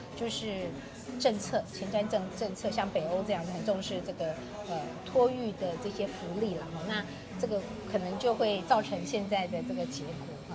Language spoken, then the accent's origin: Chinese; Kaohsiung, Taiwan; 我自己也是在高雄成长的一个人哈，然后其实我的童年在高雄也看到，呃，也感受到很多的滋养哈